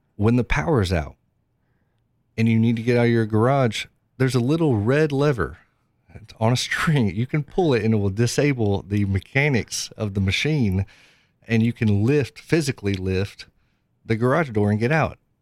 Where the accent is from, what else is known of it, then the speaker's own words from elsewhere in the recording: Knoxville, Tennessee, United States; I'm from Knoxville, born and raised in Knoxville